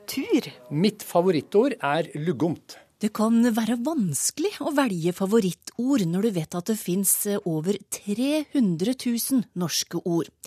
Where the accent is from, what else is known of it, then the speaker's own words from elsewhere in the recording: Voss, Vestland, Norway; accent: Vossamål; Jeg har Vossamål.